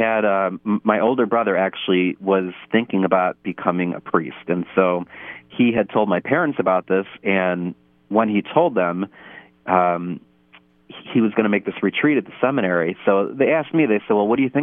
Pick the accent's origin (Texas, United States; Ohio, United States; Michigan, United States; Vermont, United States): Ohio, United States; Parma; I'm from Holy Family Parish in Parma, Ohio. And I grew up with a very faithful family